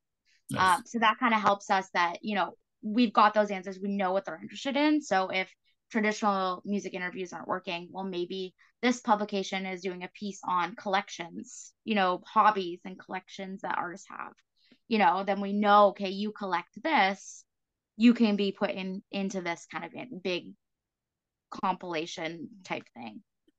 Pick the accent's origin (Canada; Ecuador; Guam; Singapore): Canada; East Coast; I'm from the East Coast, so I can say this, but you know, a band toured in New Brunswick.